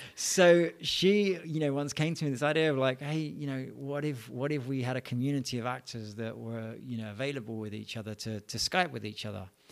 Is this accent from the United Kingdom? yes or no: yes; London, United Kingdom; I was born in London, England, um, in a place called Edmonton, small town in the north and north of Eng-, uh, London, not of England. And, yeah, I, I lived there, you know, all my childhood years.